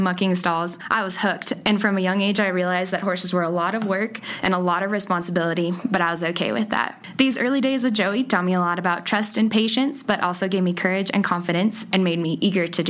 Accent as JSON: {"language": "English", "town": "Fairbanks", "region": "Alaska", "country": "United States", "tie": "born or raised there", "said": "I was born and raised in Fairbanks, Alaska"}